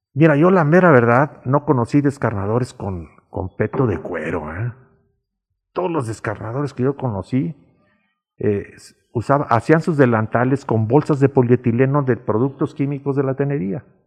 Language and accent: Spanish; Calle Sol, Guanajuato, Mexico; la casa de mis padres estaba del otro lado del parque, en la calle Sol